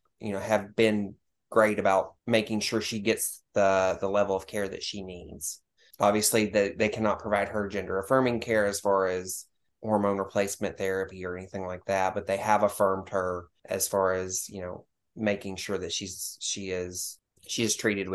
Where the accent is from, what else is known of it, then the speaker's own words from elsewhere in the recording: Arkansas, United States; born there; also born or lived in Tennessee / Texas; So I was born in Arkansas, but I came here to live with my family.